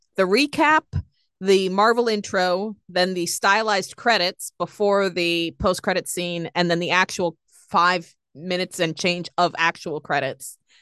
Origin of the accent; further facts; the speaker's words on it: Boston, Massachusetts, United States; I'm a broken New Englander